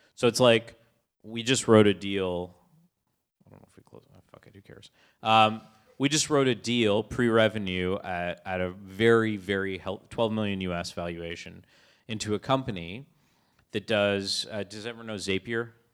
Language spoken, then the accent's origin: English; Canada; I'm Canadian